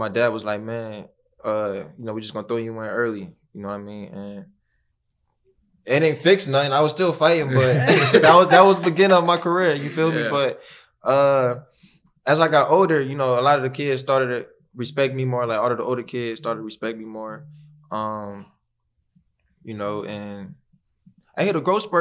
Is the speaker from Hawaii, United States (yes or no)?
no; Cleveland, Ohio, United States; born or raised there